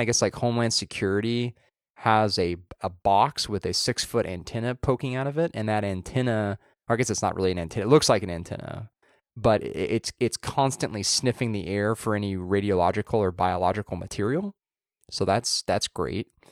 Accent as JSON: {"language": "English", "area": "Southern Orange County", "region": "California", "country": "United States", "tie": "born or raised there", "said": "where you and I grew up in Southern Orange County"}